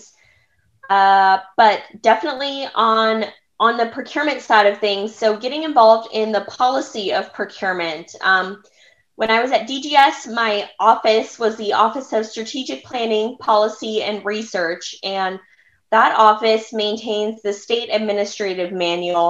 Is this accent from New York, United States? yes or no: no; California, United States; I was born and raised in California